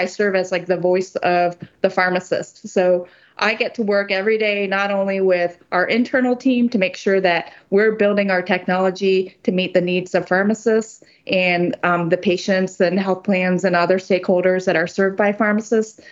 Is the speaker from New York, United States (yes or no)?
no; Ohio, United States; I grew up in Ohio, where I spent most of my life here